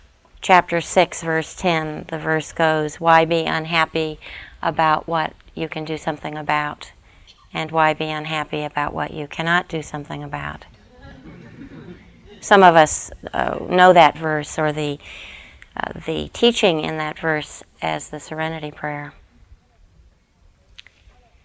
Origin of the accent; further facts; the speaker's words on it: United States; us as Americans